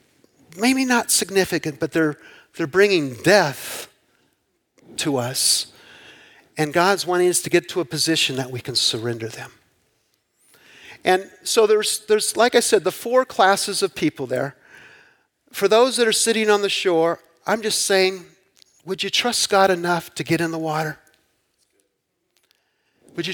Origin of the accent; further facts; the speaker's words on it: Southern California, United States; I grew up in Southern California